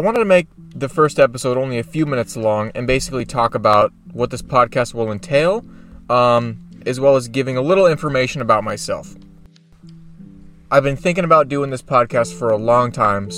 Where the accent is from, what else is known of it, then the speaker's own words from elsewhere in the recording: Oregon, United States; moved away as an adult; my home state of Oregon